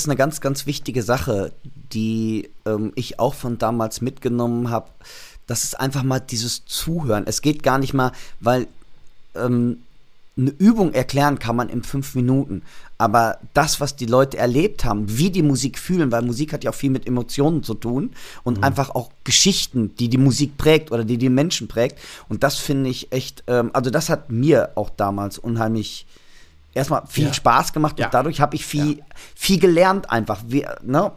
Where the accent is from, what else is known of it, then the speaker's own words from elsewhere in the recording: Germany; also born or lived in Los Angeles; als Deutscher